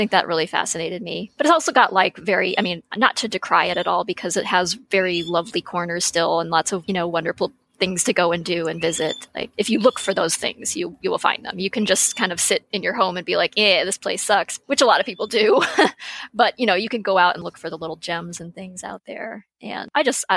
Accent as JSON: {"language": "English", "region": "Western Massachusetts", "country": "United States", "tie": "born or raised there", "moved": "yes", "said": "I actually grew up in Massachusetts."}